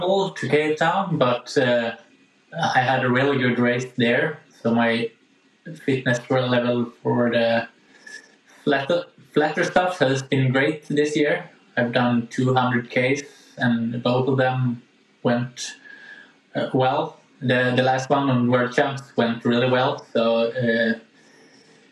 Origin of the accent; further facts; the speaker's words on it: Gävle, Gävleborg County, Sweden; I used the small hill we have in Gävle, where I live